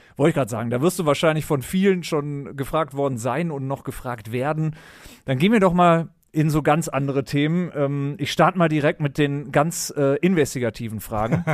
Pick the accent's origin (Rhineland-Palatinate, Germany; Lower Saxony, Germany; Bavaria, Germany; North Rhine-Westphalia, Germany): North Rhine-Westphalia, Germany; Düsseldorf; moved away as an adult; also born or lived in Berlin; als gebürtiger Düsseldorfer in Berlin gelebt